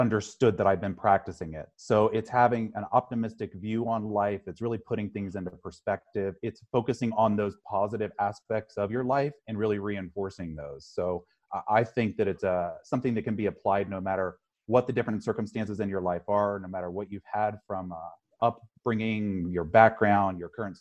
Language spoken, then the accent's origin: English; Midwest, United States; I grew up in the Midwest